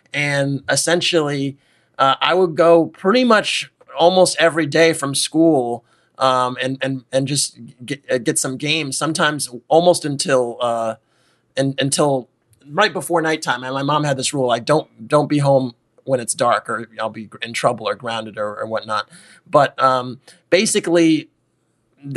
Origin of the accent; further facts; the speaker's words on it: New York City, New York, United States; I grew up in Harlem, in the heart of New York City